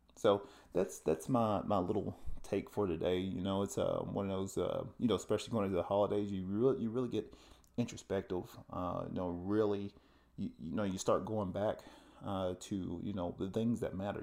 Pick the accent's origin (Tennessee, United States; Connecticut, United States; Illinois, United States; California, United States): Tennessee, United States; moved away; I'm originally from the South and, uh, from the Tennessee area